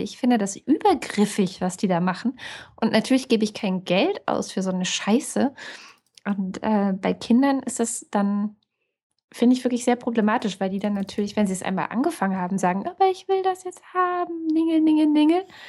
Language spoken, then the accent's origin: German; East Germany, Germany; ich bin in der DDR geboren